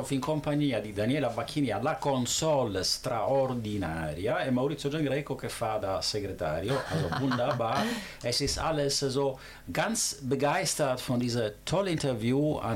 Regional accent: Italy; Ich bin Italiener, meine Frau ist Deutsche

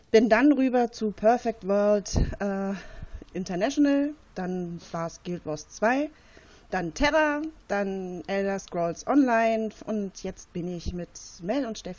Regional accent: Berlin, Germany; Ich komme aus der schönen Hauptstadt Berlin.

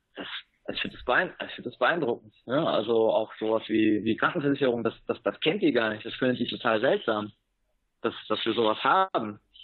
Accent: Germany; moved away as an adult; now in Granada, Nicaragua; als Deutscher

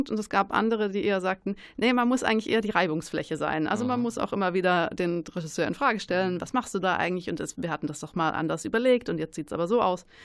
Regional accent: Baden-Württemberg, Germany; Ich bin aufgewachsen in der Nähe von Stuttgart und ähm, habe so frühe Erinnerungen an Theater eigentlich eher an so, an so kleinen Bühnen

